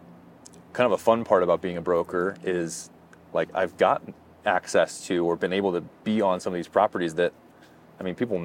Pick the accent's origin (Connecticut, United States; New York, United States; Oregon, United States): Oregon, United States; Josephine County; I'm from Josephine County. I've spent more time on the Rogue River and in the North Valley at Grants Pass